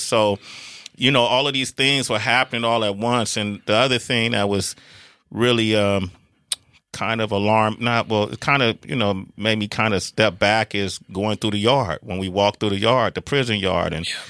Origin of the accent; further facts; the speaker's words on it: Oakland, California, United States; … and I grew up in Oakland, California